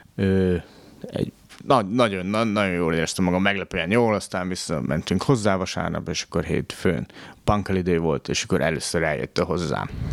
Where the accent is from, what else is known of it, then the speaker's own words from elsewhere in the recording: Tiszántúl, Hungary; moved away; én Tiszántúli gyerek vagyok